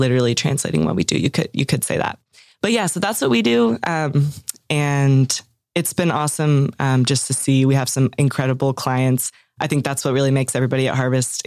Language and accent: English; Atlanta, Georgia, United States; moved away as an adult; also born or lived in New York / Fayetteville, Arkansas; now in Arkansas, United States; I'm from Atlanta originally and went to school in New York at a little liberal arts school in Manhattan